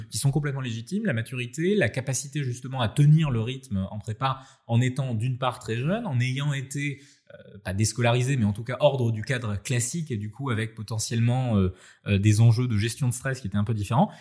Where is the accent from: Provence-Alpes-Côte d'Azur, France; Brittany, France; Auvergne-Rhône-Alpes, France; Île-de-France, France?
Provence-Alpes-Côte d'Azur, France; Nice; je suis niçois, donc effectivement, la French Riviera, en tout cas la baie des Anges, que j'ai pu pratiquer étant vraiment très jeune